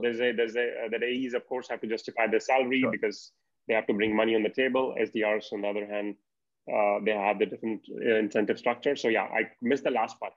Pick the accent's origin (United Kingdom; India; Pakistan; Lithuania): India; as an Indian